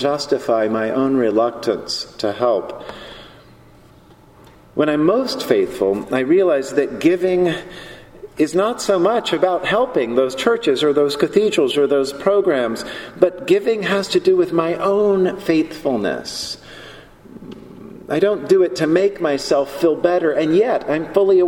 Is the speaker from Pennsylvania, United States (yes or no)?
no; Charlotte, North Carolina, United States; I grew up in Charlotte, North Carolina